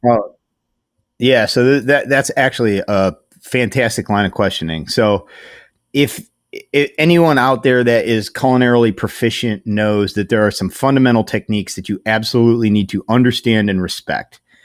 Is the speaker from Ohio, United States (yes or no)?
yes; Strongsville, Ohio, United States; I grew up in Strongsville before it was flattened for a mall